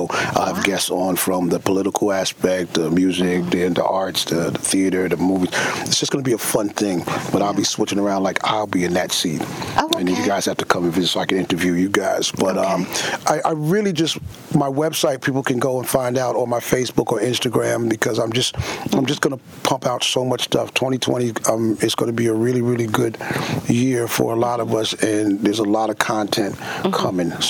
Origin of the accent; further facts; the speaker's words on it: Queens, New York, United States; also born or lived in Long Island / Charleston; I am a Queens boy. I was born in Jamaica, mm-hmm. Queens. Mm-hmm. I grew up in Queens, Long Island, upstate New York, mm-hmm. uh, down south in Charleston, mm-hmm. and now I'm in the Bronx.